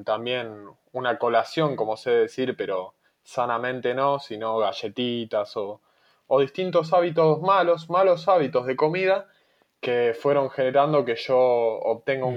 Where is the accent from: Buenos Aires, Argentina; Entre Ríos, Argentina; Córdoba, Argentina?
Buenos Aires, Argentina; moved away as an adult; also born or lived in Mar del Plata; yo siempre viví en Buenos Aires, me fui a vivir a, Mar de Plata, en la provincia de Buenos Aires